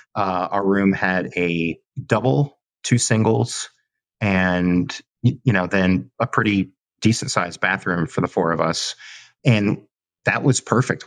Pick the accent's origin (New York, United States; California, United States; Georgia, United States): California, United States; Southern; moved away; a kid growing up in Southern California